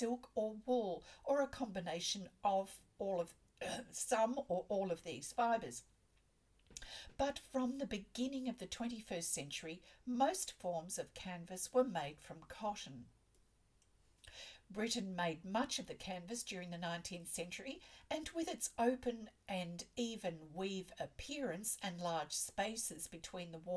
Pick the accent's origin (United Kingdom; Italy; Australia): Australia; I'm an Australian textile artist, teacher, judge, blogger and stitch enthusiast